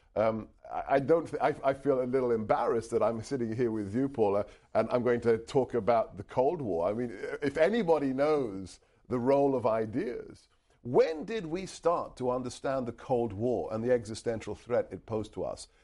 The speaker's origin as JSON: {"language": "English", "country": "United Kingdom", "tie": "born or raised there", "first_language": "Hungarian", "second_language": "English", "moved": "yes", "lives_now": "United States", "said": "eventually settled in the U K, uh, and that's where I was born and raised"}